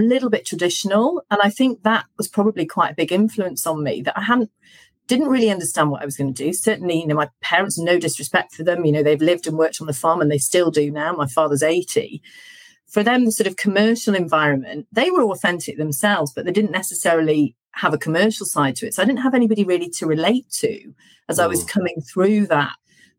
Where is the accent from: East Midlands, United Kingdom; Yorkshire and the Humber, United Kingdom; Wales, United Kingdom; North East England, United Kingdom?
Yorkshire and the Humber, United Kingdom; I was brought up by farmers in Yorkshire